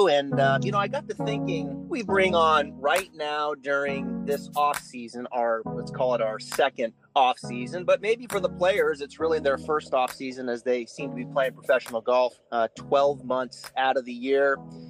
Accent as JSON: {"language": "English", "country": "United States", "said": "as an American"}